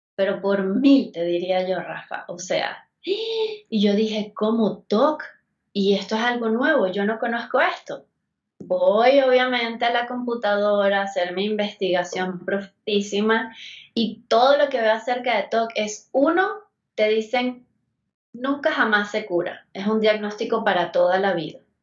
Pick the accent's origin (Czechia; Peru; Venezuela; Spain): Venezuela; moved away as an adult; now in Mexico City, Mexico; Yo soy de Venezuela y ya voy para 10 años acá en México